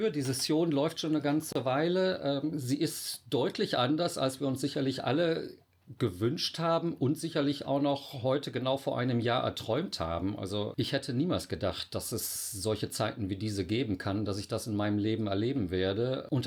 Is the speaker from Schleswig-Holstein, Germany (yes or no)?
no; North Rhine-Westphalia, Germany; now in Cologne, Germany; Ich bin auch nur Wahlkölner, Imi. Ich komme ursprünglich aus dem Oberbergischen. Dort bin ich aufgewachsen, bin 51 Jahre alt